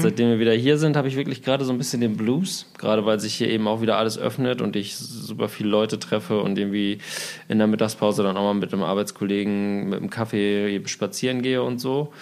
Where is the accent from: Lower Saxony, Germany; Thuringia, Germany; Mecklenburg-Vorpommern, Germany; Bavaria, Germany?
Lower Saxony, Germany; Osnabrück area; moved away as an adult; now in Berlin, Germany; in meine Heimat, Richtung Osnabrück, weil ich da auch viele Freunde habe, meine Eltern da wohnen